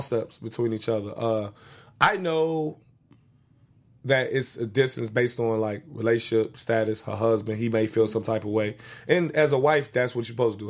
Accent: United States; also born or lived in Inglewood, California / Chicago, Illinois; growing up in Inglewood and Chicago

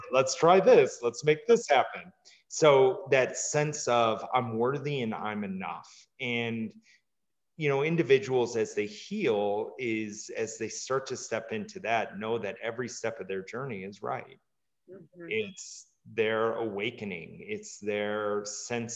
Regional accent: Midwest, United States; I grew up in the Midwest

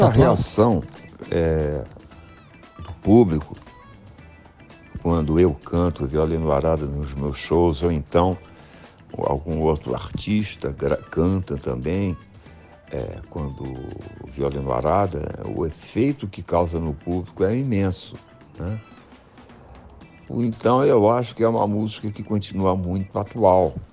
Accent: Brazil; eu sou casado no Brasil, sou brasileiro

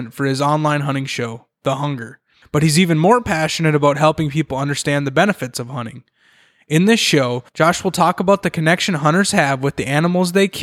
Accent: central Minnesota, United States; also born or lived in Twin Cities, Minnesota; I grew up in central Minnesota

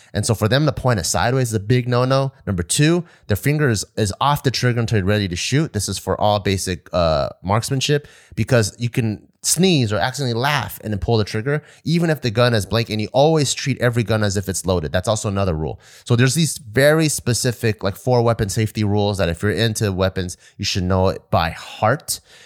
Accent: United States

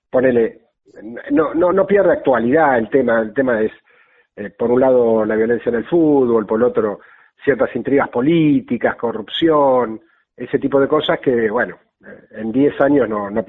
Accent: Buenos Aires, Argentina; Soy de Caballito

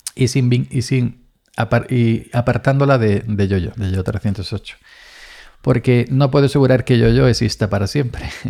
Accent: Andalusia, Spain; naciendo en cortijo y en cortijo me, me crié

